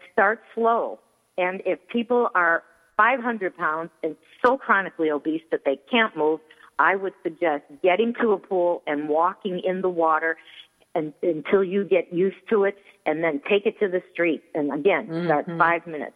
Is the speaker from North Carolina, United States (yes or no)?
no; Coral Gables, Florida, United States; I was born in Coral Gables